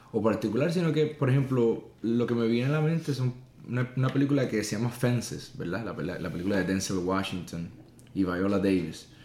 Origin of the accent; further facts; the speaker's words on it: Puerto Rico; Yo crecí en el campo, en una casita pequeña